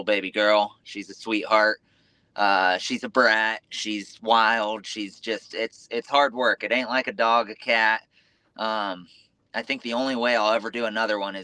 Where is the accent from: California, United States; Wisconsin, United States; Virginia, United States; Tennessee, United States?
California, United States; Southern; moved away as an adult; now in Indiana, United States; Originally from Southern California. I actually live in Indiana now.